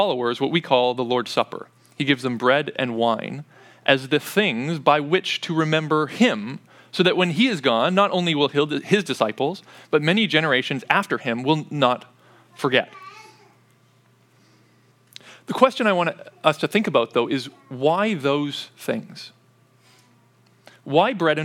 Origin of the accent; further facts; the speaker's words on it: Canada; as a child growing up in Canada